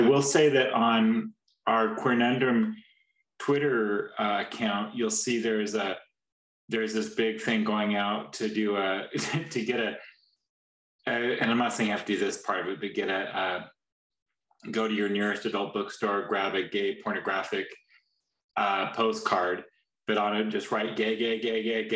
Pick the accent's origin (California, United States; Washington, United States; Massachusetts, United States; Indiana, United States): Washington, United States; moved away as an adult; now in Texas, United States; I'm from Washington